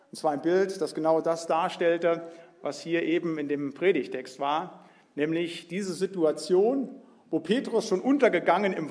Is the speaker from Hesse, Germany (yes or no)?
yes; Biedenkopf, Hesse, Germany; born there; Also geboren bin ich in Biedenkopf, habe studiert in Marburg